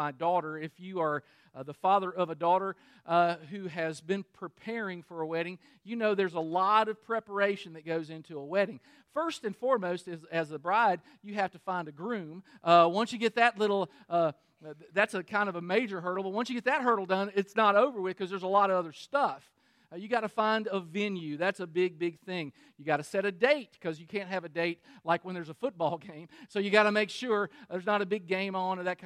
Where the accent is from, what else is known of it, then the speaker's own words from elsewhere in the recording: Danville, Kentucky, United States; I'm from Kentucky. I'm from Danville, Kentucky, which is in Boyle County.